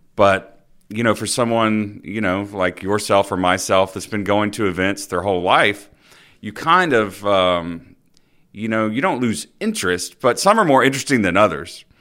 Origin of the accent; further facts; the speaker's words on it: Dothan, Alabama, United States; I grew up in Dothan, Alabama, not too far from here